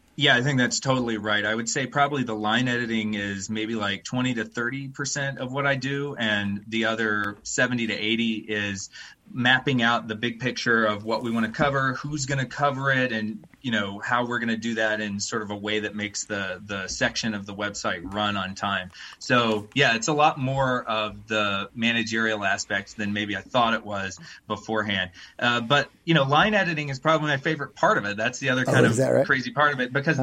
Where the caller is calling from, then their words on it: Bentonville, Arkansas, United States; I'm calling in from Bentonville, Arkansas, of oh, all places, and uh, that's where me and my wife moved uh, around Thanksgiving